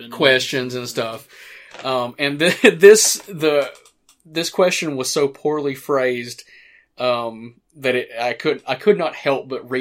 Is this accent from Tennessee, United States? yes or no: yes; Morristown, Tennessee, United States; the first movie being directed in my hometown, filmed in my hometown